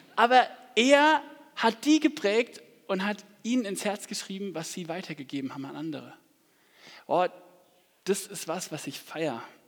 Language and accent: German; Aschaffenburg, Bavaria, Germany; ich komme aus Aschaffenburg so gebürtig